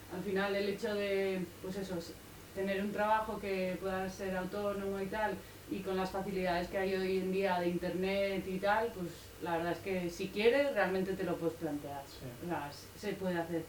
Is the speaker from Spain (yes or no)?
yes; Tolosa, Basque Country, Spain; moved away; also born or lived in Barcelona; yo soy de Tolosa, del País Vasco, y habíamos vivido 15 años en Barcelona